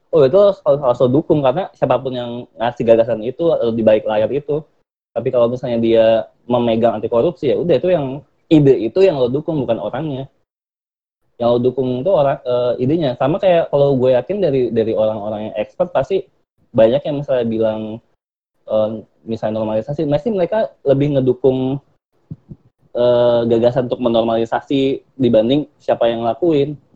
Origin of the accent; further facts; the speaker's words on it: Jakarta, Indonesia; now in Bandung, Indonesia; gue dari Jakarta dan gue tinggal di Bandung kerja di Bandung. Jakarta tuh padat banget cuy